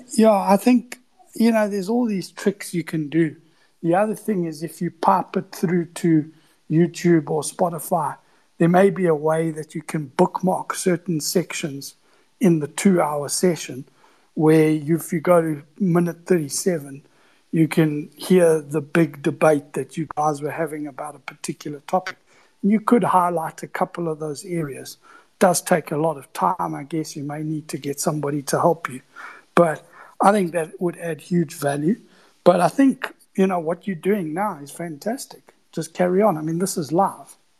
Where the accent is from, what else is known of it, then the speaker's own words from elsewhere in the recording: South Africa; I'm from South Africa, 20 year sell side analyst.